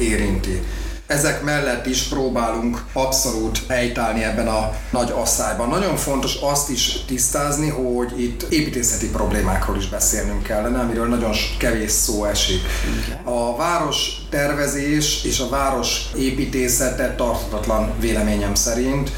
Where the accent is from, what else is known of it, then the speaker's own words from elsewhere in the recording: Budapest, Hungary; also born or lived in Békásmegyer, Budapest; Én Újpesten nőttem föl, meg Békás megyeren a Lánási strandon.